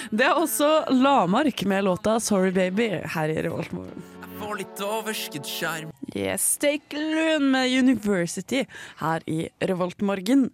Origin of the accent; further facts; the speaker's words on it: Raufoss, Innlandet, Norway; moved away; på Raufoss. Å, ja. Der jeg bodde hjemme.